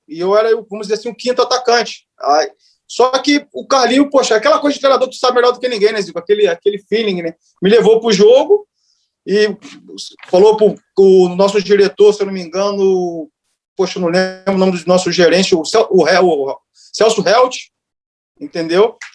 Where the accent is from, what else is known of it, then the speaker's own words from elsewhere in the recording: Itaguaí, Rio de Janeiro, Brazil; Sou de Itaguaí, terra aí do Gilson Gênio.